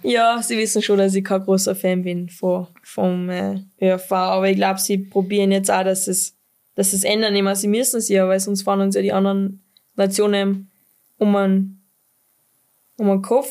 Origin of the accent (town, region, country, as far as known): Pinzgau, Salzburg, Austria